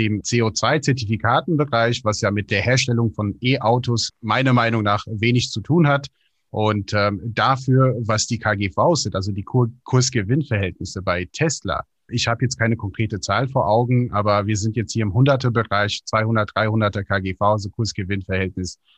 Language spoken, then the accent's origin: German; United States; Ich bin ja selber in den USA aufgewachsen, habe auch viel Kontakt zu meinen Freunden